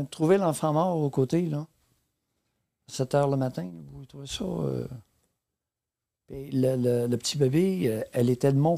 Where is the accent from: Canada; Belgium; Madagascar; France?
Canada; Quebec; born or raised there